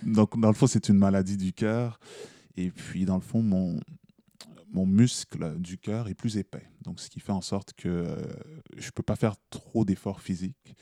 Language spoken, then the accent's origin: French; Quebec, Canada; je suis québécois, moi aussi